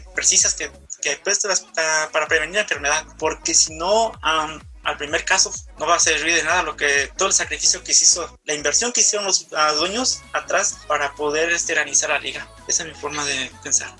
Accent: Michoacán, Mexico; also born or lived in Tijuana, Mexico; now in Garden Grove, United States; yo soy de Michoacán, viví mucho tiempo en Tijuana, actualmente radico en Garden Bro

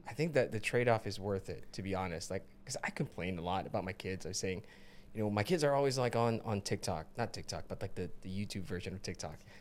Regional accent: Philippines; now in United States; when I was growing up in the Philippines

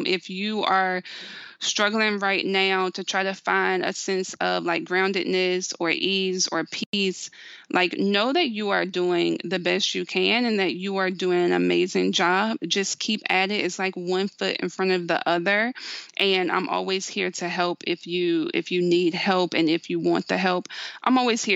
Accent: the South, United States; I'm from the South

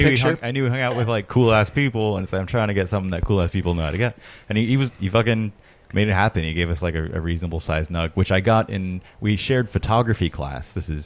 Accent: Placentia, California, United States; born or raised there; also born or lived in Long Beach, California

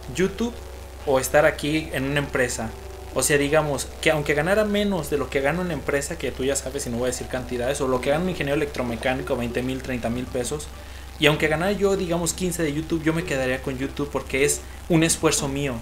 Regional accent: León, Guanajuato, Mexico; los dos somos de León, Guanajuato

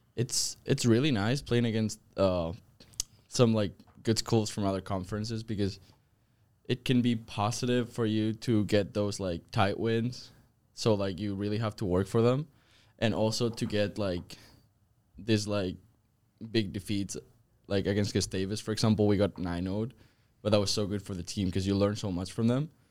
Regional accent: Zaragoza, Aragon, Spain; moved away as an adult; now in United States; I am from Spain. I'm from Zaragoza.

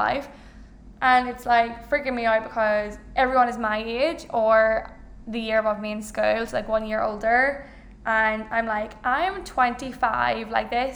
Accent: Ireland; I'm Irish, I have a big family

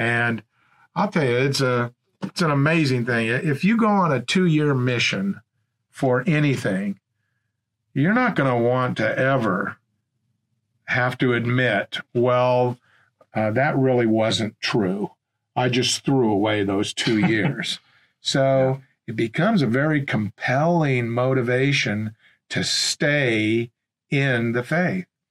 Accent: Portland, Oregon, United States; I grew up in Portland, Oregon

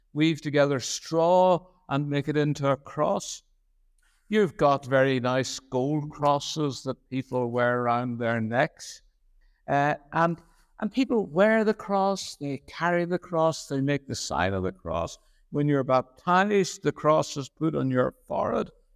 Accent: Belfast, Northern Ireland, United Kingdom; moved away as an adult; now in Lurgan, United Kingdom; I grew up on the Shore Road in Saint Catharines Parish

